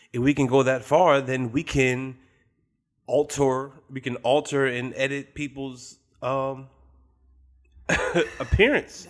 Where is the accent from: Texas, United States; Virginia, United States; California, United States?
Virginia, United States; Richmond; I'm from Richmond.